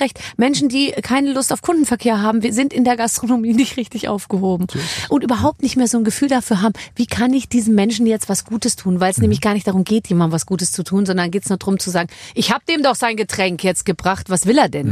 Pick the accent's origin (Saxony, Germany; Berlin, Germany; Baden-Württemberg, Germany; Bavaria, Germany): Bavaria, Germany; Munich; Ich komme aus München